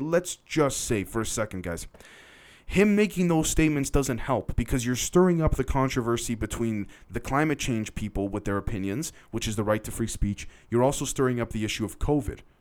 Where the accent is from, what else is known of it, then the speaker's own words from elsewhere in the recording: Canada; I'm Canadian technically